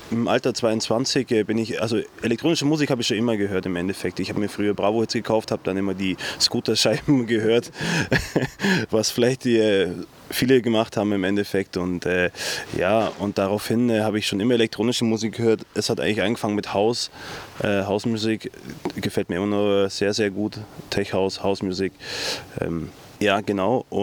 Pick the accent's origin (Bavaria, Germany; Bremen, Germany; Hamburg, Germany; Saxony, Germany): Bavaria, Germany; Allgäu; also born or lived in Dresden; Allgäuer durch und durch. So zu sagen. Seit 29 Jahren wohne ich hier. Im Endeffekt merkt man es auch im Dialekt. Ich versuche Hochdeutsch zu reden, aber äh, das ein oder andere Allgäuer Wort kann man mir dann irgendwie ja, kommt dann doch raus